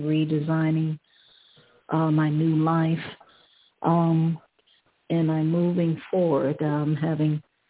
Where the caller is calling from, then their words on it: Ohio, United States; I'm calling from Ohio.